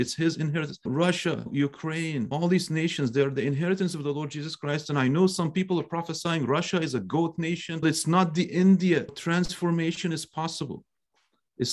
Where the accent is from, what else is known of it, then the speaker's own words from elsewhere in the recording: Cairo, Cairo Governorate, Egypt; moved away; I am Egyptian by birth. I'm a Coptic Egyptian. That's where I was born and I grew up.